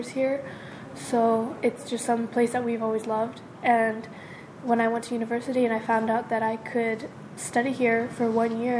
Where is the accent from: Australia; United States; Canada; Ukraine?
United States; Honolulu, Hawaii; first language Japanese; English is a second language; moved away as an adult; now in Sapporo, Japan; I was born in Sapporo, but I was raised in Honolulu, Hawaii and I'm 20 years old.